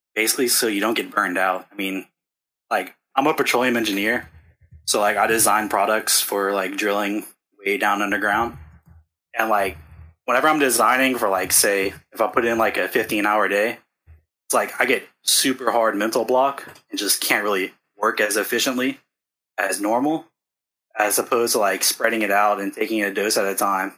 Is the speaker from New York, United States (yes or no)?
no; New Orleans, Louisiana, United States; I'm from New Orleans